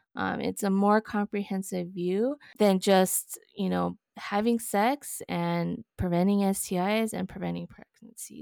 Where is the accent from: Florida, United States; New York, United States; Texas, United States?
Texas, United States; El Paso; I was born and raised in El Paso, Texas